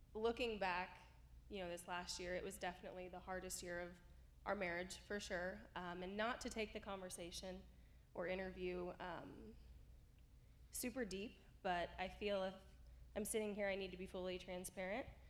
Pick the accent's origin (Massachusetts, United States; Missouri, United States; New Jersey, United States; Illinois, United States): Illinois, United States; rural Southern; moved away as an adult; now in Arizona, United States; my hometown church, you know, in rural Southern Illinois